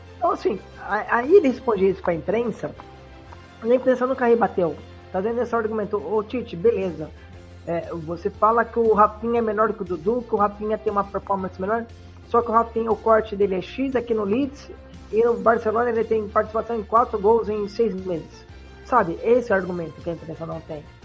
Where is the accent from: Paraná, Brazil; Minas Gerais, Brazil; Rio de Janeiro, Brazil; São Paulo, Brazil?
São Paulo, Brazil; aqui no estado de São Paulo, que eu sou do estado de São Paulo